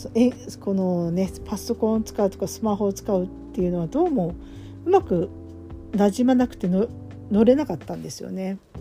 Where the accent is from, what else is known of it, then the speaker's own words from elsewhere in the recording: Fukushima, Japan; moved away; 私も福島出身なので